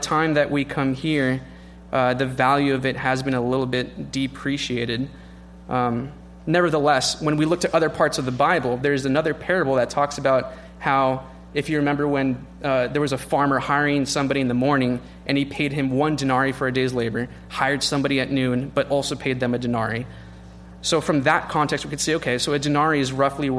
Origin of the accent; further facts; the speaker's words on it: California, United States; as a Californian